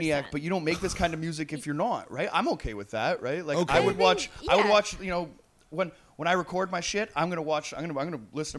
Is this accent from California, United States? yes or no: yes; Long Beach, California, United States; I'm from East Side Trail BC and shit.